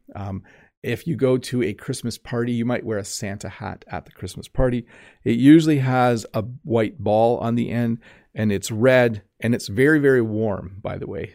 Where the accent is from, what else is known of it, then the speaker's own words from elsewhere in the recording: Canada; English speakers in Canada, we know the word Noel